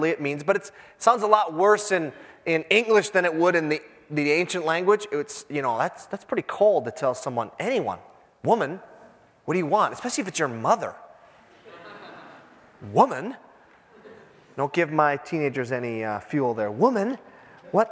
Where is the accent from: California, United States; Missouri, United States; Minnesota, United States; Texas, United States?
Minnesota, United States; Iron Range; moved away; I'm from the Iron Range